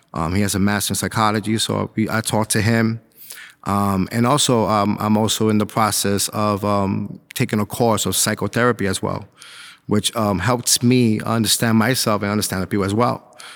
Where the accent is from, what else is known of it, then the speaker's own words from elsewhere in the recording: New York City, New York, United States; moved away as an adult; now in Suffolk County, United States; I grew up in Spanish Harlem